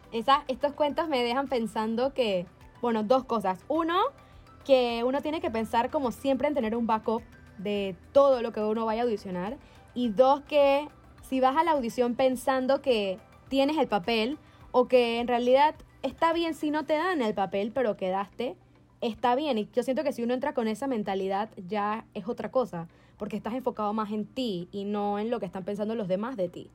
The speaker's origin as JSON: {"language": "Spanish", "country": "Panama", "moved": "yes", "said": "yo vengo de Panamá donde tú entras y conoces dije, a todo el mundo"}